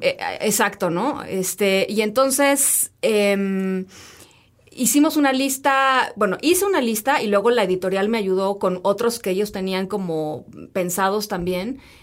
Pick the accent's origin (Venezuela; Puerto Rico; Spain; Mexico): Mexico